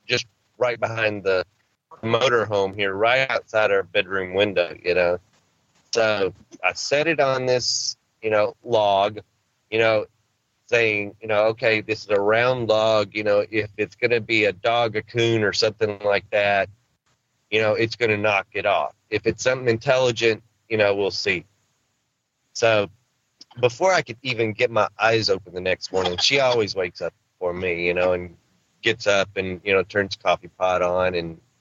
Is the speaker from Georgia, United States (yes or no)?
no; Arkansas, United States; I'm a country boy. I'm from Arkansas.